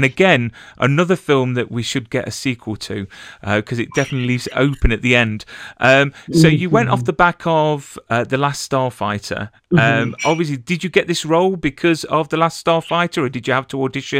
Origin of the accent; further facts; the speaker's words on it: England, United Kingdom; I'm English, so I wouldn't know the difference between any gun, to be fair.